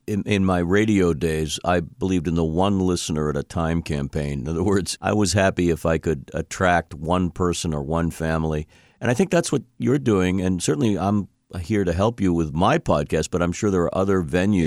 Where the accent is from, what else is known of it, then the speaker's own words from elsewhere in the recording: Boston, Massachusetts, United States; I'm a Bostonian, and this is where the podcast emanates from.